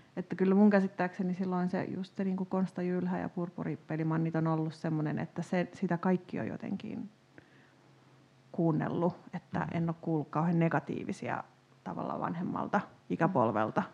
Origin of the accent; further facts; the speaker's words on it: Tampere, Pirkanmaa, Finland; itse kun on kasvanut lapsena Tampereella